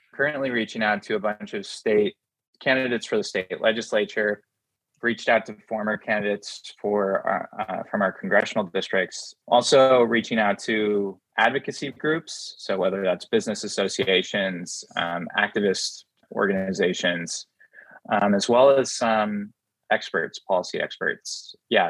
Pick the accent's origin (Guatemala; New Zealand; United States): United States; Lyons, Oregon; moved away as an adult; also born or lived in Princeton, New Jersey; I grew up outside of Lyons, Oregon, which is about 30 miles east of Salem